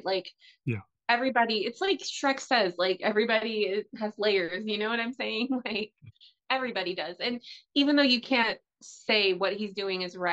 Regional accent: United States; I'm an American housewife

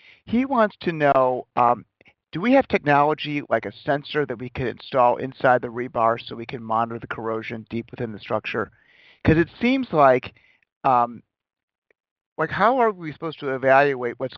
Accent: Chicago, Illinois, United States; I was born in Chicago and it's more of a windy city

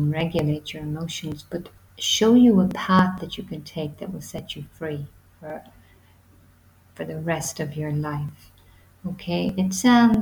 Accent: Ireland; I'm from Ireland

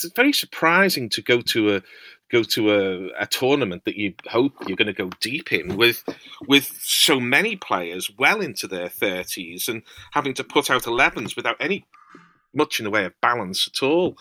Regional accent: Liverpool, North West England, United Kingdom; I'm a Scouser

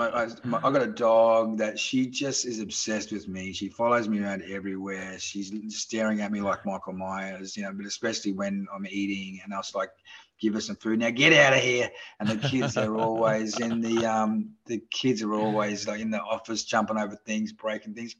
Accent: Australia; accent: Australian; moved away; my Australian accent

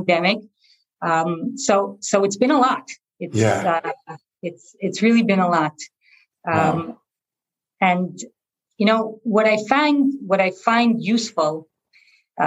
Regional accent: New Jersey, United States; moved away as an adult; also born or lived in Boston / Los Angeles; now in Israel; I was born in Israel to Israeli parents who decided to move to a small town in New Jersey when I was only 2 years old. So I grew up in New Jersey from age 2 to age 18

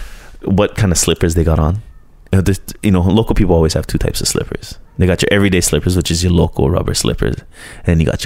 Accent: Honokaa, Hawaii, United States; also born or lived in Hilo, Hawaii / Colorado / Honolulu / Seattle; growing up in Honokaa

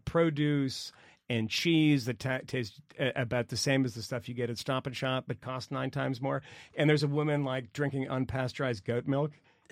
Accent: Massachusetts, United States; I'm from Massachusetts.

